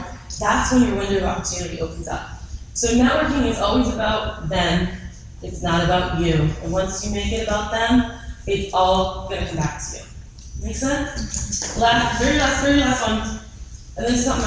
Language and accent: English; Boston, Massachusetts, United States; I'm from Boston and I'm Italian and I speak fast